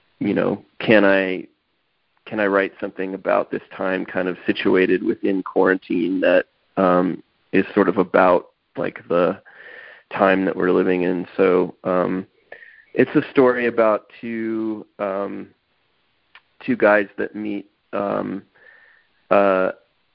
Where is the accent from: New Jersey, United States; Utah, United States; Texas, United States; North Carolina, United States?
Texas, United States; I grew up in Texas